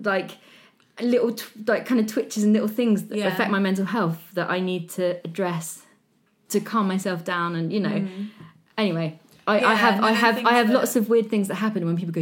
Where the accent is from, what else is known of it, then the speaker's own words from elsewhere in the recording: Hampshire, South East England, United Kingdom; accent: posh; I'm from Hampshire. I sound posh.